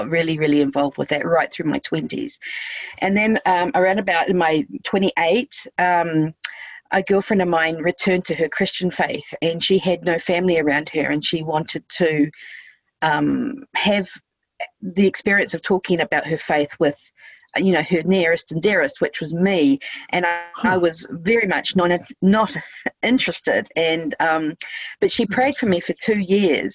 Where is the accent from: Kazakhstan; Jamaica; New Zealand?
New Zealand; moved away as an adult; also born or lived in Thailand / Cambodia / United States / Australia; I'm from New Zealand